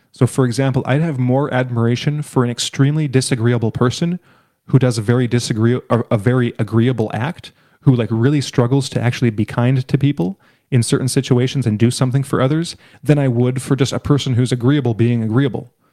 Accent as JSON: {"language": "English", "country": "Canada", "said": "my perspective as a Canadian"}